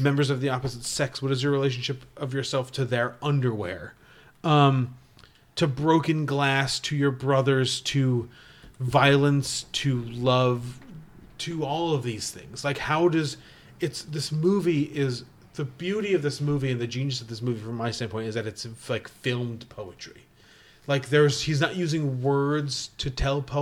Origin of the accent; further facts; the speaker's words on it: Connecticut, United States; I was born in Connecticut